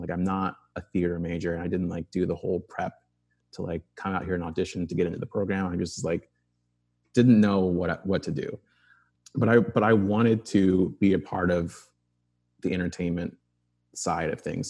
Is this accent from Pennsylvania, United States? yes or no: no; Arizona, United States; I grew up in Arizona, in the suburbs